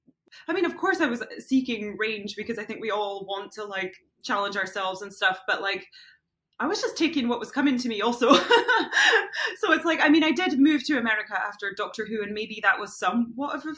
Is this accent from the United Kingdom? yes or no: yes; Scotland, United Kingdom; moved away; also born or lived in London; I'm Scottish